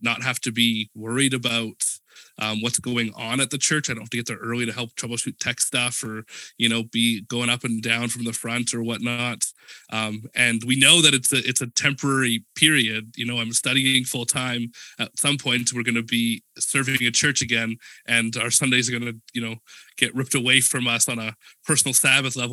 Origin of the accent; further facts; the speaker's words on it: Edmonton, Alberta, Canada; moved away as an adult; also born or lived in Langley, British Columbia; I grew up in Edmonton, Alberta, in Classic Alberta North